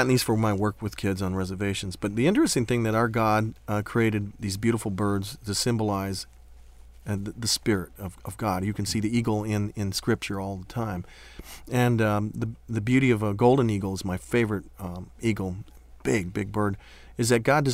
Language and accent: English; Wisconsin, United States; I grew up in Wisconsin and went to art school in Milwaukee